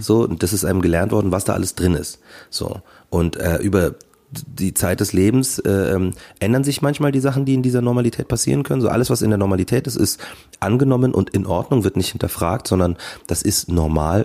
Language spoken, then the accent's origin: German; Markt Schwaben, Bavaria, Germany; ich komme aus Markt Schwaben